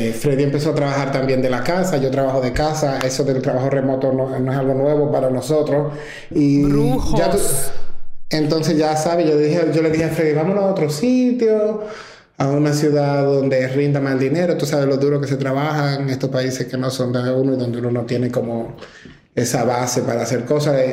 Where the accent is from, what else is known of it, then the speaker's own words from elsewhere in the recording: Santo Domingo, Distrito Nacional, Dominican Republic; now in New York, United States; la, primera vez que me mudé de, de Santo Domingo a Nueva York